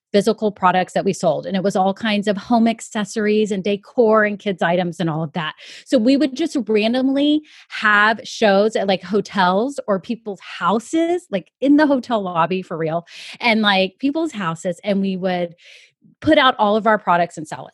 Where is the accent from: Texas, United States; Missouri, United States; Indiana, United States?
Texas, United States; Austin; I'm from Austin, Texas, and worked at Dell Computers for a long time